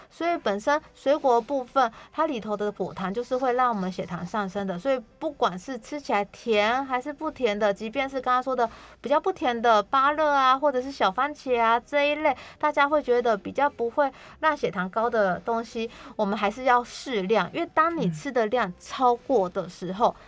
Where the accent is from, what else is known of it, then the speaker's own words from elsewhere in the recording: Taiwan; 我们台湾人其实蛮爱吃很多美食的，而且台湾的美食非常多